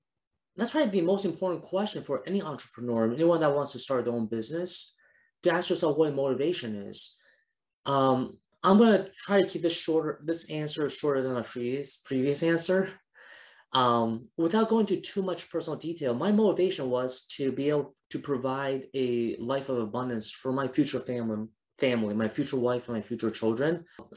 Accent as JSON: {"language": "English", "country": "Taiwan", "said": "I went to like my home country of Taiwan, went to South Africa."}